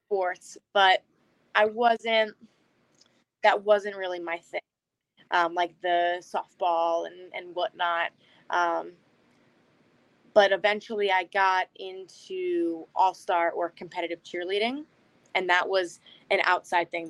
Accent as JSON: {"language": "English", "area": "Albany area", "region": "Upstate New York", "country": "United States", "moved": "as an adult", "lives_now": "New Hampshire, United States", "said": "Originally I'm from New York, and I've been in New Hampshire now for a little over a year"}